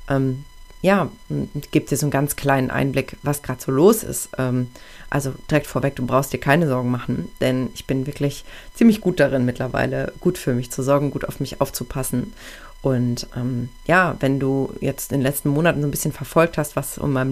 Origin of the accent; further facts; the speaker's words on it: Aachen, North Rhine-Westphalia, Germany; ich verlasse jetzt meine Heimat, meine Heimatstadt Aachen, wo ich eigentlich immer gelebt habe. Ich war zwar viel im Ausland unterwegs, aber immer nur für eine begrenzte Zeit.